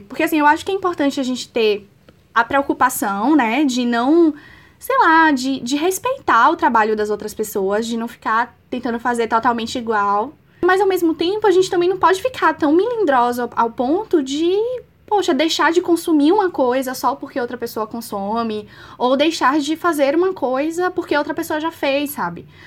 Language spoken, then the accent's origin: Portuguese; Bahia, Brazil; Eu sou baiana